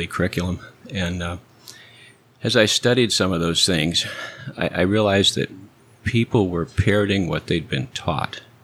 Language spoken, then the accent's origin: English; Cedar Falls, Iowa, United States; now in Edinburg, Texas, United States; Cedar Falls, Iowa